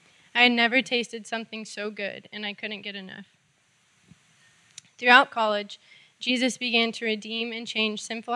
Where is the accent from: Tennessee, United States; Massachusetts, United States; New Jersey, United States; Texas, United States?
Texas, United States; Houston; I grew up here in Houston with my mom, dad, and older sister. I grew up learning about God